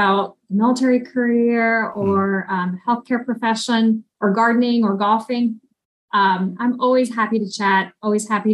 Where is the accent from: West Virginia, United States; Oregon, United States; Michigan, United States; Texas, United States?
Oregon, United States; born or raised there; also born or lived in Ukraine